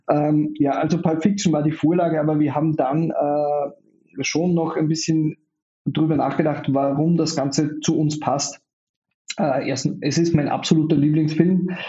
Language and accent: German; Austria; Ich bin in Österreich geboren und aufgewachsen, ähm, habe mal kurz in den USA gelebt und auch mal kurz in Neuseeland